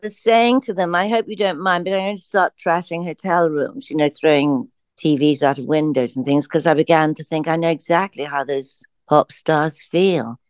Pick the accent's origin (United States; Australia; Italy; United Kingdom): United Kingdom; England; I come from England